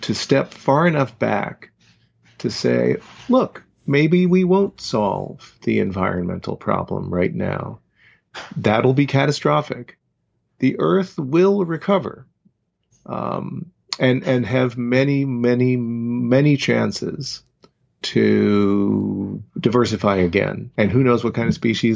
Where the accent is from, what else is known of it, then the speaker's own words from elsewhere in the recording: Boston, Massachusetts, United States; the family that I grew up in the Boston area